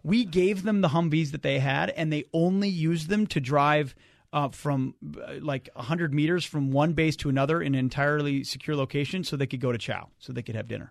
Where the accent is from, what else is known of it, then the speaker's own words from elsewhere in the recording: Minnesota, United States; I moved back to Minnesota, which is my home state